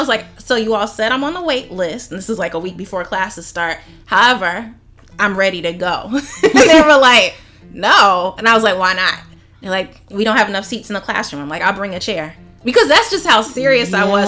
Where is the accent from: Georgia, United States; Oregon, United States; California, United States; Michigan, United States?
Georgia, United States; Sandy Springs; I grew up in Atlanta in Sandy Springs